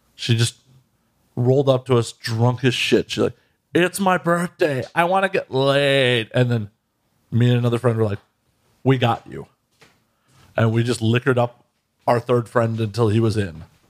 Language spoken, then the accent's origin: English; Chicago, Illinois, United States; I'm just a North Side piece of shit.